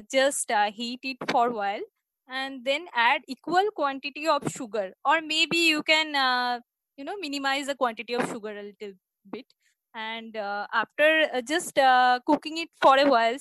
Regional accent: Kolkata, West Bengal, India; I'm from Bengal, Kolkata

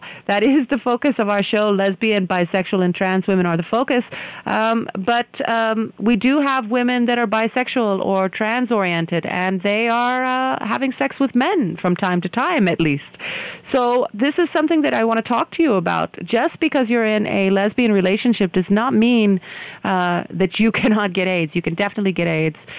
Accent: United States; now in India; I'm an American

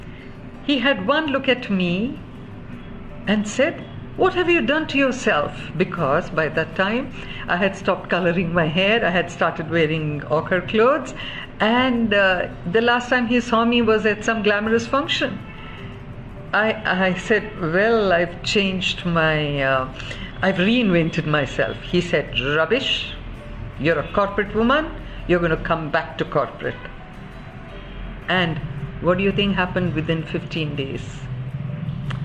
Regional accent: Mysore, Karnataka, India; moved away; I grew up in Mysore, and after nearly 40 odd years, I had to go back there.

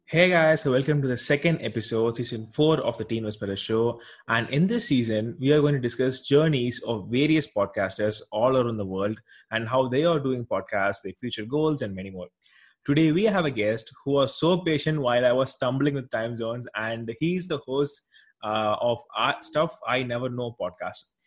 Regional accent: South India, India; I'm actually from India. Here we don't actually use those uh, that much, at least in our south part of the country

